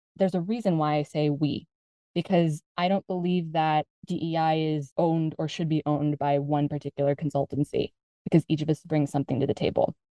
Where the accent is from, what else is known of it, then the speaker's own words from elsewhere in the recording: United States; moved away as an adult; now in Spain; I'm originally from the United States. My parents are originally from the Philippines